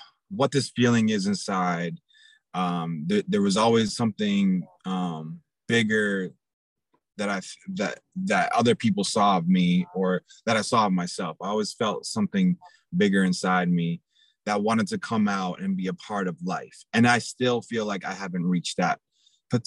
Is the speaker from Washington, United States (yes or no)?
no; Portsmouth, New Hampshire, United States; also born or lived in New York; I happen to go to elementary school and middle school and high school in a place called Portsmouth, New Hampshire